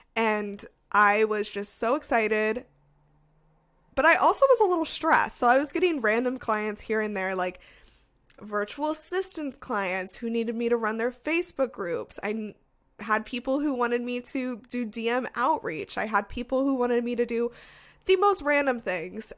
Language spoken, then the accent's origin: English; Las Vegas, Nevada, United States; moved away as an adult; now in Seattle, United States; I was from Las Vegas, so I went to U N L V